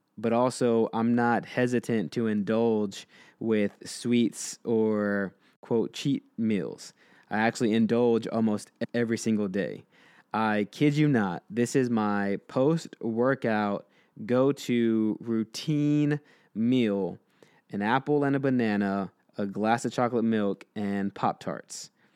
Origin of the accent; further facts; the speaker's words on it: Texas, United States; the Texan coming out in me